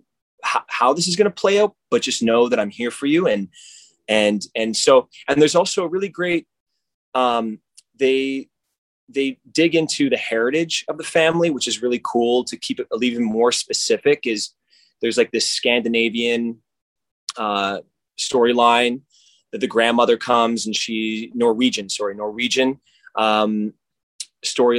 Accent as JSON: {"language": "English", "country": "Canada", "said": "I'm Canadian, and that's I'm a mutt from Canada"}